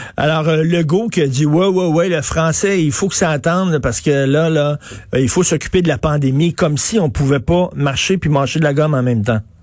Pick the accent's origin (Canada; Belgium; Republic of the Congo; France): Canada; Montreal, Quebec; j'ai grandi à Verdun